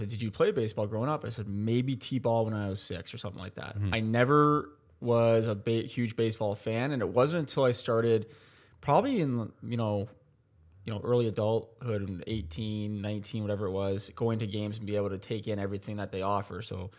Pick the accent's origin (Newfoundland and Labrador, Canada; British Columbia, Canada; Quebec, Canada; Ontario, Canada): Ontario, Canada; Burlington; We came from Burlington in 2018, where I actually born and raised.